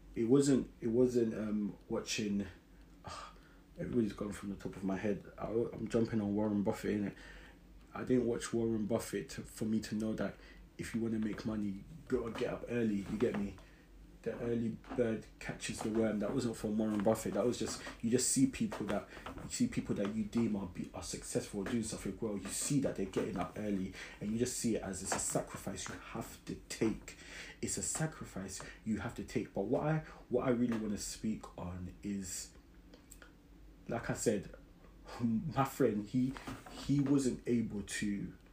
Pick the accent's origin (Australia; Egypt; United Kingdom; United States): United Kingdom; London; I grew up in South London, Brixton.